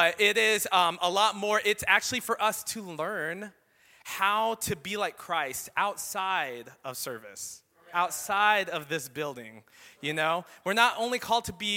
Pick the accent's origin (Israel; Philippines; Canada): Philippines; I am Filipino